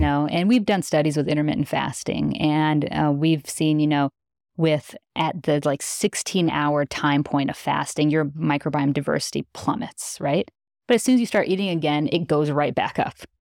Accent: Midwest, United States; I grew up in the Midwest.

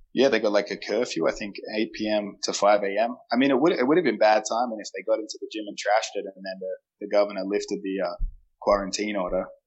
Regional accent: Adelaide, South Australia, Australia; now in United States; I'm from Adelaide

